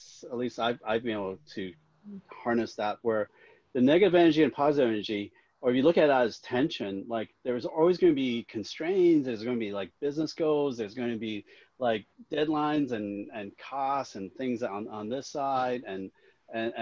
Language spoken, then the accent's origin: English; Hong Kong; I was born in Hong Kong